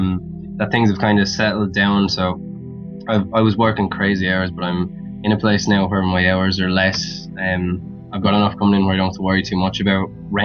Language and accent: English; Wexford, Leinster, Ireland; accent: neutral; now in Dublin, Ireland; I grew up in Wexford, which is like the southern part of Ireland, and I've been living in Dublin for the last couple of years, so I've got a neutral enough accent, so it's not crazy.